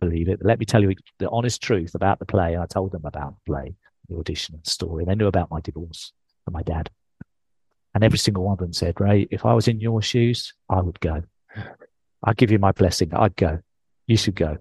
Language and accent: English; England, United Kingdom; accent: English; moved away; I'm English.